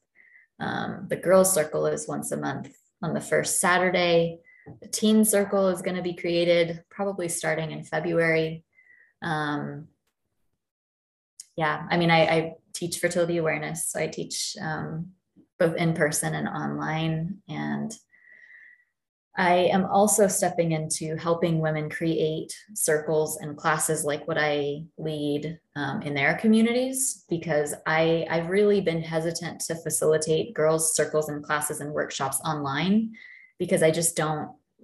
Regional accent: Texas, United States; here in my home state

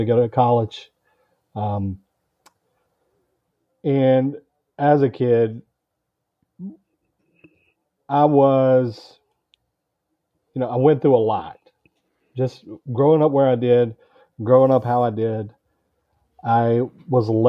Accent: Georgia, United States; I'm from Georgia in the United States

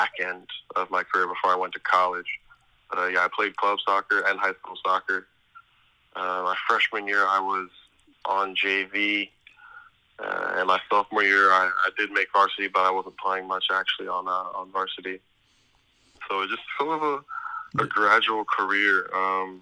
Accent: New York City, New York, United States; also born or lived in Long Island, New York; I was born in Manhattan, and then my mom ended up living in Long Island most of her life, and then my dad lived in the city

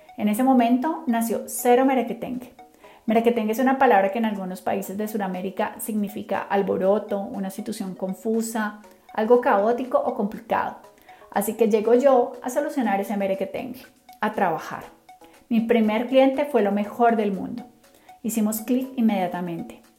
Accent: Cali, Valle del Cauca, Colombia; Soy colombiana, nací en Cali, así que soy caleña 100% de corazón

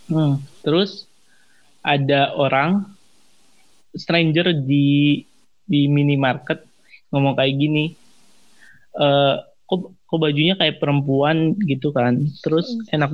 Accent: Indonesia; Well, gue ada karena gue emang Chinese mm -hmm. Indonesian

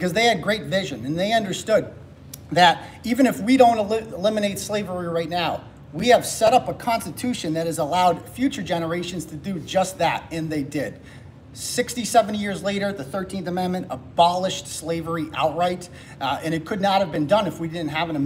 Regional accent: Worcester, Massachusetts, United States; I'm from Worcester.

